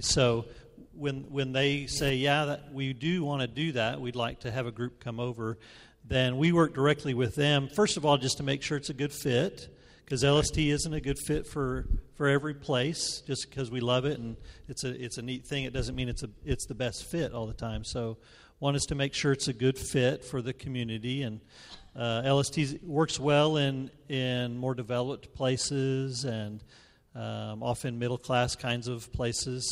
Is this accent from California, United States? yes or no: no; New Mexico, United States; moved away; also born or lived in Memphis; I'm from New Mexico